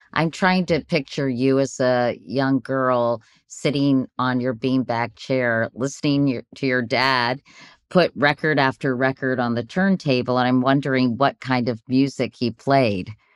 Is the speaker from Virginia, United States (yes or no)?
yes; Virginia, United States; I grew up in Virginia